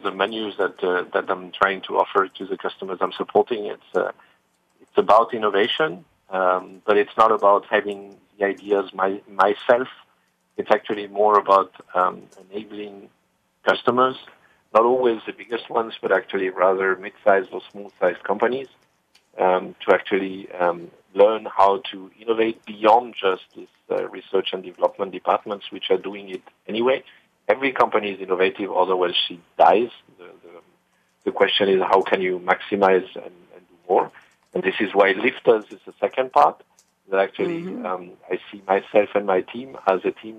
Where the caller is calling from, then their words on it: Heidelberg, Baden-Württemberg, Germany; I'm calling from my home, actually, which is in Heidelberg, next to the river and sometimes into the river called the Neckar.